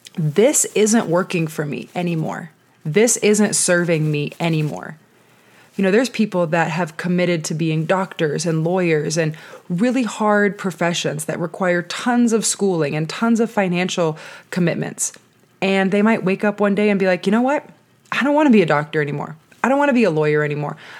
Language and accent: English; Southern California, United States; moved away as an adult; also born or lived in San Diego, United States; now in Denver, United States; I have been living in Southern California, born and raised my whole entire life.